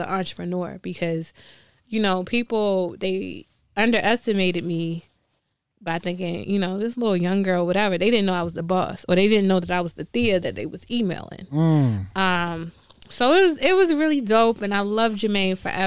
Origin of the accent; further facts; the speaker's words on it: Baltimore, Maryland, United States; I'm from Baltimore